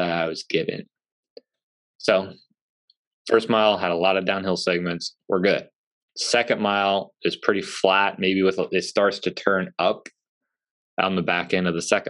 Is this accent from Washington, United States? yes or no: no; Central Illinois, United States; moved away; It's in my hometown